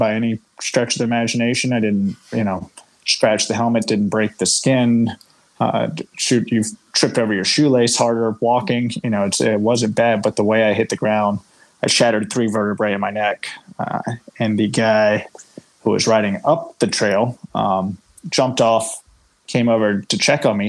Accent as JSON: {"language": "English", "region": "Virginia", "country": "United States", "tie": "born or raised there", "also_born_or_lived": "Colorado", "moved": "as an adult", "said": "I grew up in Virginia on the East Coast"}